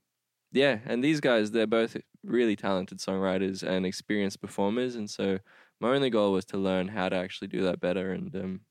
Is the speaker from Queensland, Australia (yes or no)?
no; Sydney, New South Wales, Australia; No, I'm from Australia. Yeah, Sydney over there with the opera house and the bridge and stuff